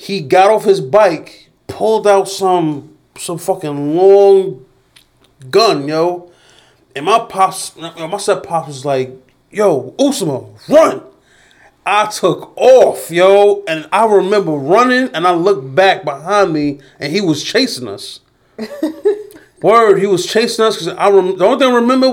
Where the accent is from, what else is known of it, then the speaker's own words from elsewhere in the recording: New York City, New York, United States; I was born in Jamaica Hospital